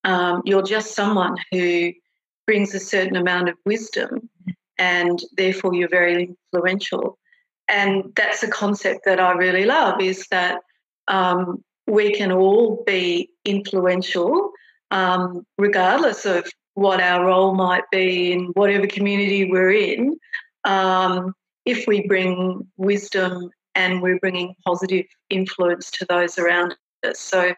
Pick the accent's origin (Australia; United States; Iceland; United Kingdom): Australia; particularly as an Australian managing a lot of New Zealanders, the immediate acceptance of me, accepting me as, you know, one of their own